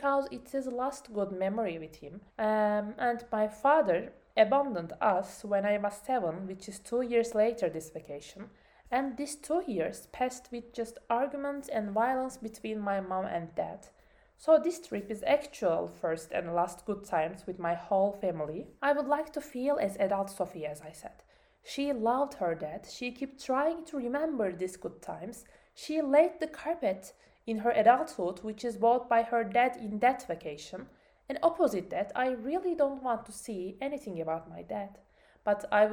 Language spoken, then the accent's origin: English; Turkey; English is a second language; my home country, Turkey